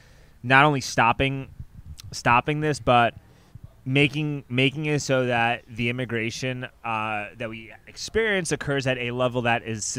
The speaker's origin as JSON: {"language": "English", "town": "New York City", "region": "New York", "country": "United States", "tie": "born or raised there", "moved": "as an adult", "lives_now": "Austin, United States", "said": "I grew up in Riverdale, so I live with my mom and dad."}